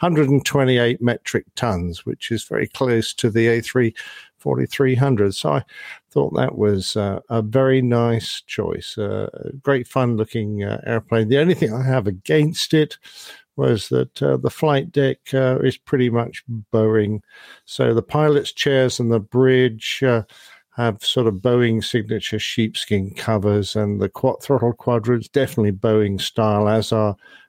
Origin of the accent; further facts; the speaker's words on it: Midland, Texas, United States; I have hopes that there might be a new airline serving my hometown of Midland, Texas. It's a smaller area, but there's been a ton of growth out there